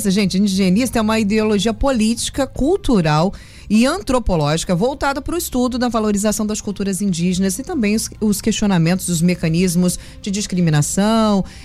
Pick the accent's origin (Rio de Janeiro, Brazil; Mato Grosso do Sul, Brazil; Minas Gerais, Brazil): Rio de Janeiro, Brazil; Angra dos Reis; Chegou perto da perfeição do que um angrense acha da nossa cidade?